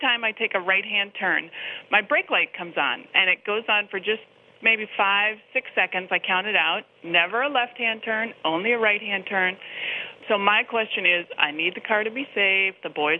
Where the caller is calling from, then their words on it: Anchorage, Alaska, United States; I'm calling from Anchorage, Alaska.